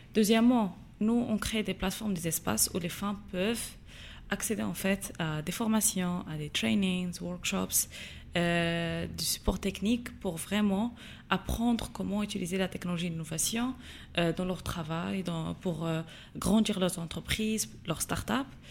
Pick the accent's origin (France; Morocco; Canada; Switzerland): Morocco; Agadir, Souss-Massa; moved away as an adult; also born or lived in United States; j'ai grandi à Gadir la meilleure ville du Maroc